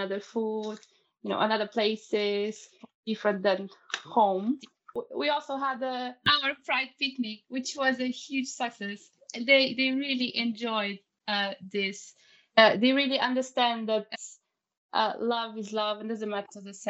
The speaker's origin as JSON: {"language": "English", "country": "Portugal", "moved": "as an adult", "lives_now": "Southampton, United Kingdom", "said": "I'm from Portugal"}